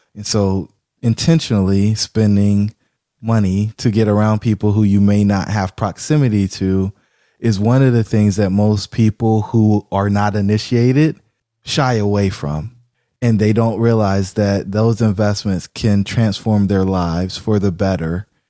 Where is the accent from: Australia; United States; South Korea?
United States; Fayetteville, North Carolina; I grew up in Fayetteville, North Carolina